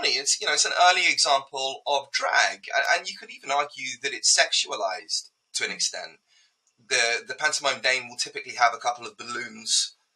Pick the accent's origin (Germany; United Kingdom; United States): United Kingdom; as a Brit